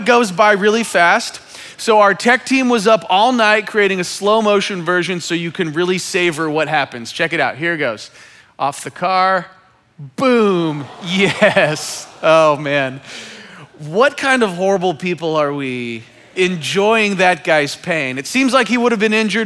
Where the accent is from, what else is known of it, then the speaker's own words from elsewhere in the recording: Kansas City, Missouri, United States; I am from Kansas City